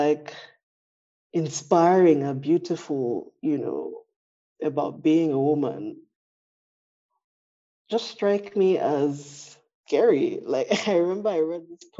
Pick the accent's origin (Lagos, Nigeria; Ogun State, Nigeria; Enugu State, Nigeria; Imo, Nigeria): Lagos, Nigeria; I am Nigerian, my expression is obviously filtered through my identity as a Yoruba woman, you know, a Yoruba Nigerian from Lagos